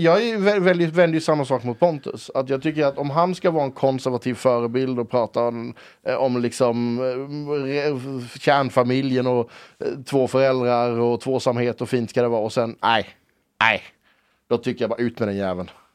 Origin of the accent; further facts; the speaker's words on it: Karlskrona, Blekinge, Sweden; jag kommer ner från Karlskrona